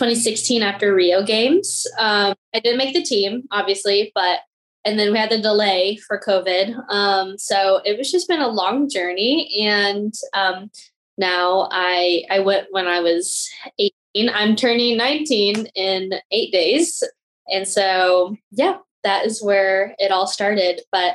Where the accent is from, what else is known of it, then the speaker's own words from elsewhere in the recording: Vietnam; born there; I was born in Vietnam to two parents that had an affair and had me.